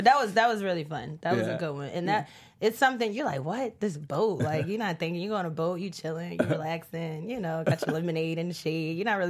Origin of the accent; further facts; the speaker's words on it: Baltimore, Maryland, United States; now in Los Angeles, United States; as I stated, I'm from Baltimore